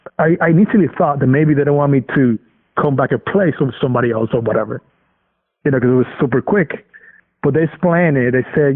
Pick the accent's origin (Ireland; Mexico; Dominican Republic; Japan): Dominican Republic; English is a second language; now in United States; I'm coming from Dominican, from a tropical island. I like the heat, so I just felt comfortable over there.